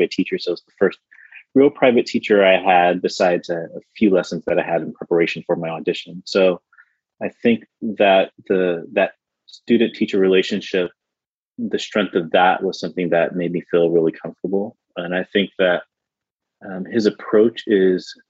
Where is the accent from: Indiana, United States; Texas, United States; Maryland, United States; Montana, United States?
Maryland, United States; I grew up in Maryland